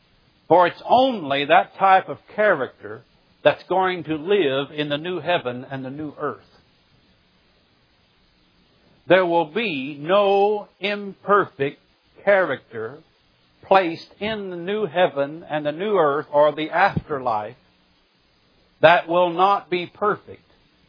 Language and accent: English; Missouri, United States; now in Birmingham, United States; When I moved from Southwest Missouri, the Ozarks, to Birmingham, Alabama, it took me a while to learn and make an adjustment to my new home. People here in the South do things a little bit different than us hillbillies in the Ozarks.